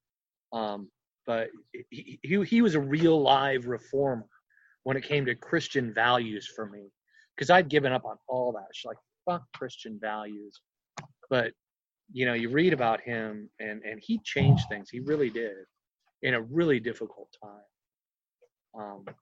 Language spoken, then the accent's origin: English; Seattle, Washington, United States; I'm from Seattle